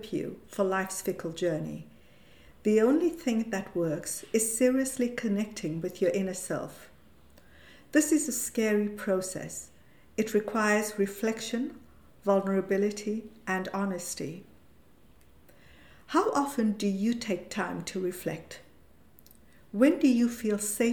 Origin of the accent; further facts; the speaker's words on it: South Africa; moved away as an adult; now in Europe; This was under the apartheid regime in South Africa and meant that I went to an Indian school and lived in a colored area